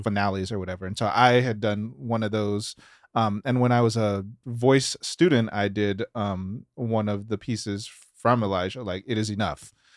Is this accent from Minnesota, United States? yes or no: no; Memphis, Tennessee, United States; we're from Memphis.